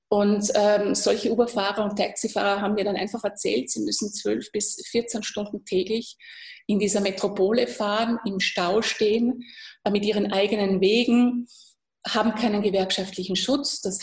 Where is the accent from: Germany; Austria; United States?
Austria; das kann ich als Österreicherin durchaus verstehen